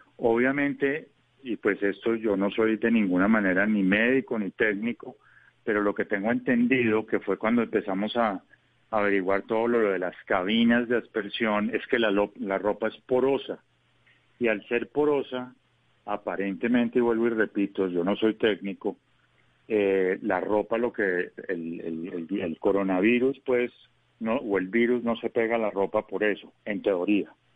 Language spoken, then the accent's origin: Spanish; Colombia; como colombiano